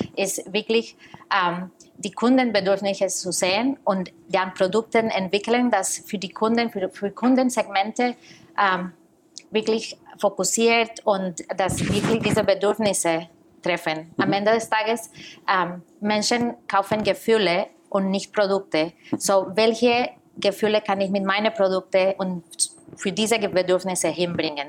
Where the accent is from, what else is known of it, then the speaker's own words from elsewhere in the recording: Costa Rica; German is a second language; moved away as an adult; also born or lived in New York; now in Germany; Ich komme aus Costa Rica